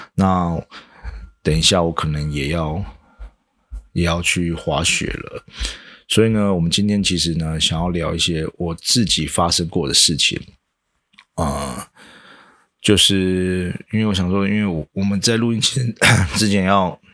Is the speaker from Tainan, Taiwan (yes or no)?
no; Changhua County, Taiwan; 我的老家在彰化嘛，啊，不是一个非常市区的地方